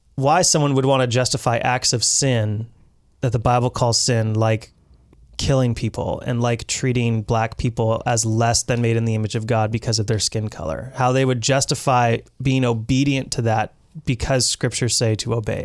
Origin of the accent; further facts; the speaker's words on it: British Columbia, Canada; we as British Columbians